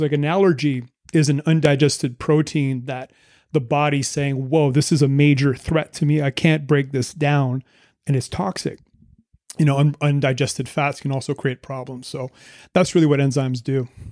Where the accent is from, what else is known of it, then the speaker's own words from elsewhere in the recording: Moncton, New Brunswick, Canada; moved away as an adult; also born or lived in Vancouver; We're both from the East Coast of Canada, Moncton, New Brunswick.